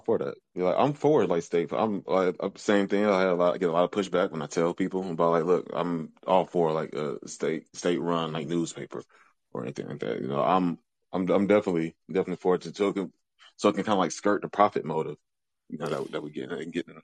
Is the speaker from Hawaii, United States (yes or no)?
no; Detroit, Michigan, United States; now in Louisville, United States; I'm from Southwest Detroit, visiting up here right now